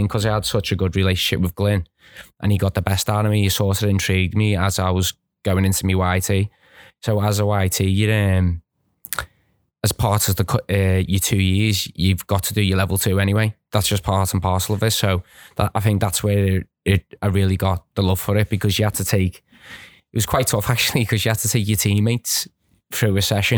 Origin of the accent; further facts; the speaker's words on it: Birkenhead, North West England, United Kingdom; where I grew up on the Wood Church